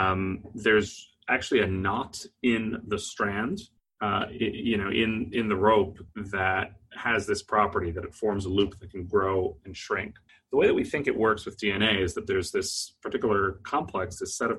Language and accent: English; Texas, United States; I'm from Texas.